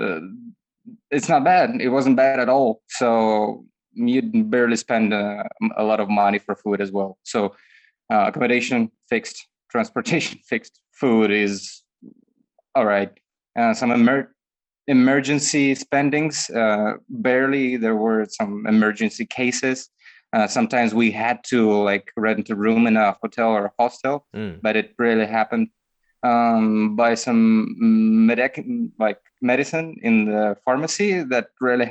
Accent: near Moscow, Moscow Oblast, Russia; moved away as an adult; also born or lived in Shenzhen, China; From Russia, from my hometown near Moscow

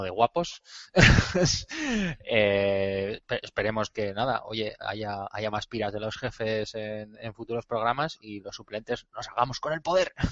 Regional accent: Bilbao, Basque Country, Spain; como buenos bilbainos de, de pro

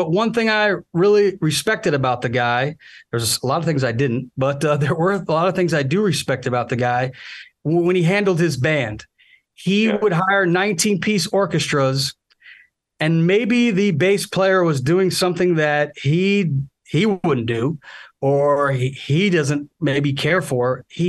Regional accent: Chicago, Illinois, United States; moved away; I'm originally from the Chicago area

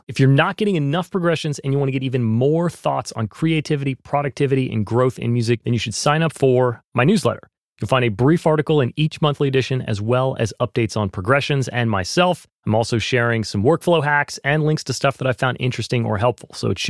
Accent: North Carolina, United States; I ran into a friend from the town I grew up in North Carolina.

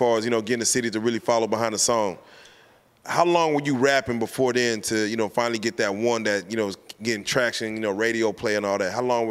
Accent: Little Rock, Arkansas, United States; now in Dallas, United States; Yeah, I'm from Little Rock. My family's from Little Rock. They came to Dallas to find a better life for themselves.

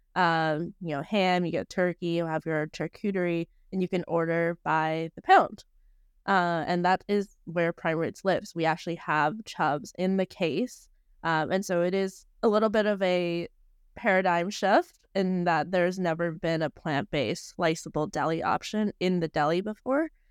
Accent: Bay Area, California, United States; I'm from the Bay Area

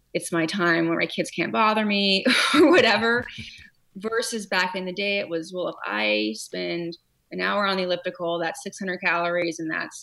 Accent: California, United States; also born or lived in Hawaii; now in Connecticut, United States; I grew up in California

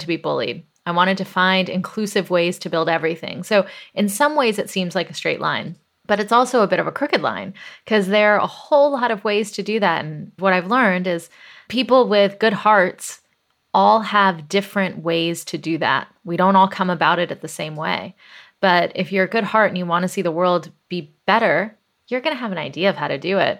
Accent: Atlanta, Georgia, United States; I grew up in the South, in Atlanta, Georgia, in the eighties

